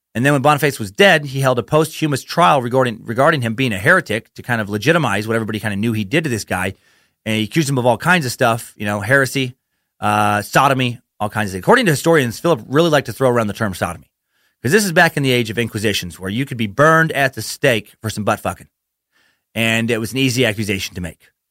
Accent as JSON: {"language": "English", "region": "Idaho", "country": "United States", "said": "I'm from Idaho"}